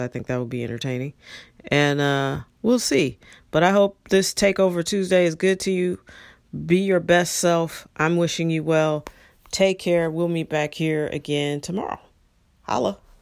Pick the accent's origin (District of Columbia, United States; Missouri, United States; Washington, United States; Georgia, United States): Missouri, United States; St. Louis; moved away; also born or lived in Los Angeles; I grew up in in St. Louis